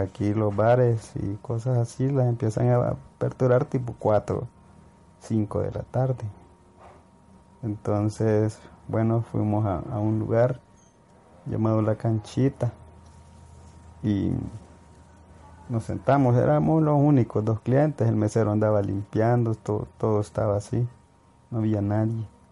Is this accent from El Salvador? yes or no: yes; El Salvador; soy de El Salvador